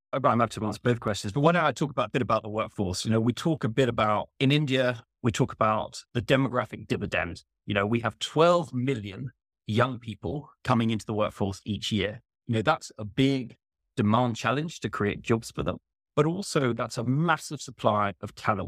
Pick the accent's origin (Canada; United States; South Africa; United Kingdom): United Kingdom; as a Brit